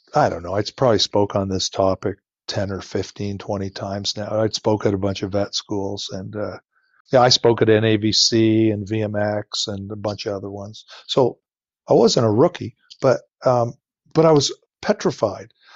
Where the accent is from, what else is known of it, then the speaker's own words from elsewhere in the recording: Ontario, Canada; moved away as an adult; also born or lived in Nova Scotia; I am from Ontario. That's where my family is all from